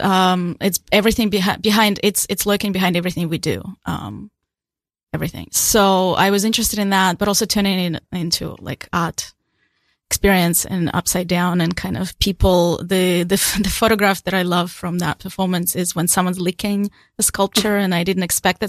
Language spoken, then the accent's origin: English; Ukraine; also born or lived in Australia; now in New York City, United States; I was born a Soviet Union, so I actually completely, I come from a place doesn't, that doesn't exist